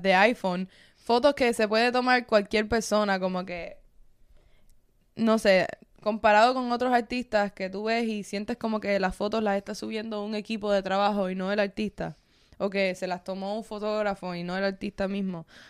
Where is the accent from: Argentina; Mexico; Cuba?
Cuba; now in United States; A mí me ha pasado solamente por ser cubana